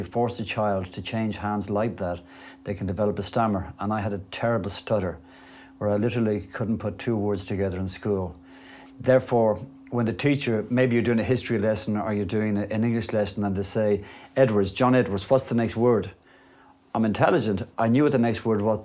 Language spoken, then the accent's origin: English; Dublin, Leinster, Ireland; I grew up in a place called Clontarf in Dublin